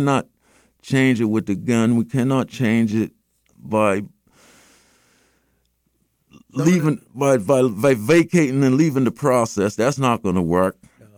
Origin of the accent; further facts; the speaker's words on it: United States; as American citizens, as Black American citizens.